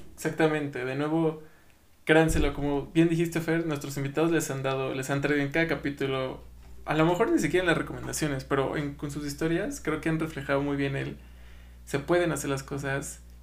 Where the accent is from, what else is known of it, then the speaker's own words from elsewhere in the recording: Mexico; nosotros como mexicanos